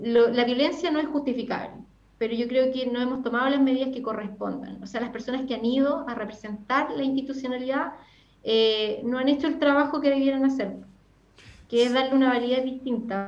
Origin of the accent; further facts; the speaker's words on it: Freire, Araucanía, Chile; moved away; Yo soy ¿Ah? de Freire, soy de Freire, de una comunidad rural que ¿Ah? se llama Lolén, verdad. De allá, ah, de allá soy